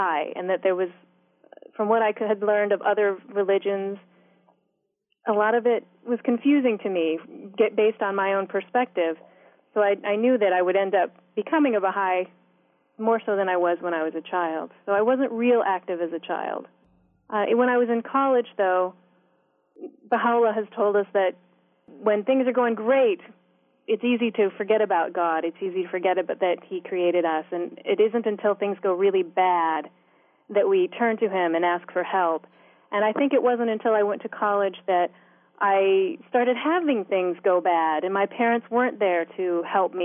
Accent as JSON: {"language": "English", "region": "Northern Virginia", "country": "United States", "tie": "born or raised there", "also_born_or_lived": "upstate New York / Florida", "said": "I grew up in Northern Virginia from the time that I was four until my sophomore year in college"}